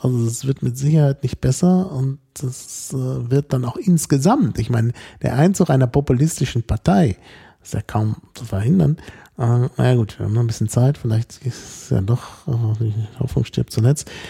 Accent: Berlin, Germany; als Berliner

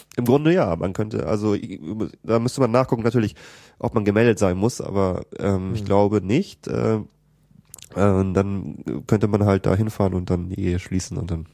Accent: a suburb of Hamburg, Schleswig-Holstein, Germany; also born or lived in United States; ich komme aus Schleswig-Holstein und äh, aus einem Vorort von Hamburg

